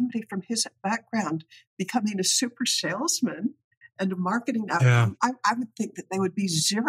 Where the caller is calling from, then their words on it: Salisbury, Maryland, United States; Salisbury, Maryland, which is where Perdue headquarters is.